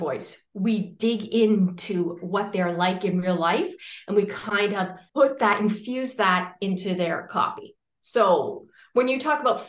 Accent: Canada; moved away as an adult; now in Valencia, Spain; I'm Canadian, but I'm currently living in what I think is probably the most popular city on earth right now.

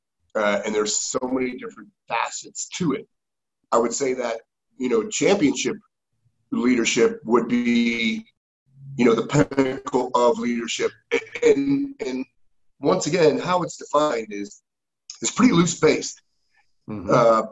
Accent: Connecticut, United States; moved away as an adult; I grew up in Connecticut

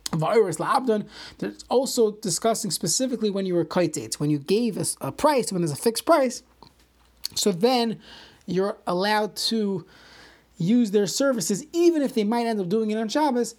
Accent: New York City, New York, United States; I grew up in Brooklyn

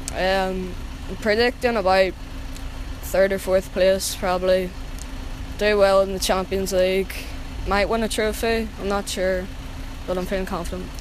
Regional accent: Lurgan, Northern Ireland, United Kingdom; I'm from Lurgan in County Armagh.

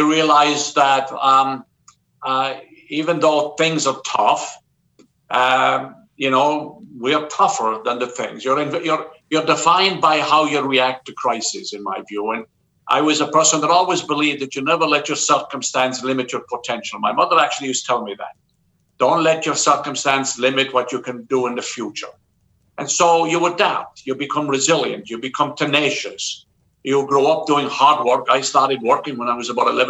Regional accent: Southwest Ireland, Ireland; moved away as an adult; also born or lived in Cork; now in New York, United States; I grew up in Southwest Ireland, in a very small, farming community

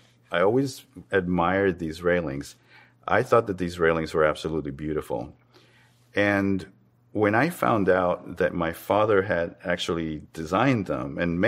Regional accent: Havana, Cuba; moved away; I was born in Havana, Cuba, and I'm a visual artist

